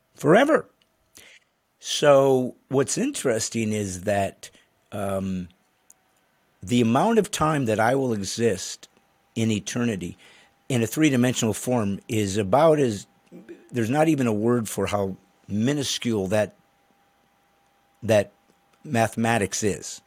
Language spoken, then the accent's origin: English; Indiana, United States; I remember growing up in Indiana